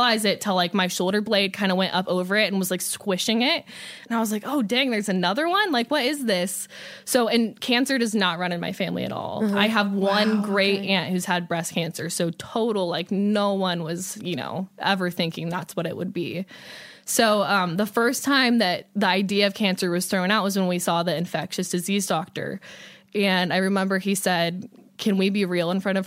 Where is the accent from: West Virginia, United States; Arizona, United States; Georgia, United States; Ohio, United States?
Ohio, United States; I'm from Ohio.